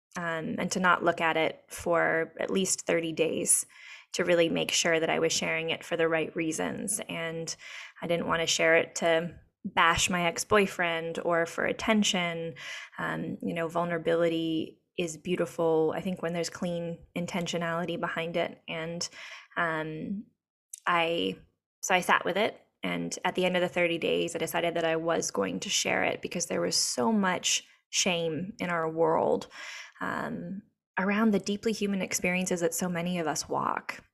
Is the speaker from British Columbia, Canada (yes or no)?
no; Whitehorse, Yukon, Canada; moved away as an adult; now in Encinitas, United States; I am from Canada. I was born in Whitehorse in the Yukon, and um, was raised by two moms